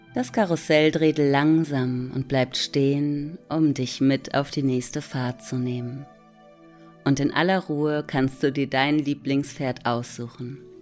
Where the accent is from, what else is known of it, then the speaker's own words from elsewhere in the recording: Hamburg, Germany; ich sitze in Hamburg. Dort bin ich übrigens auch geboren und am Rande von Hamburg aufgewachsen.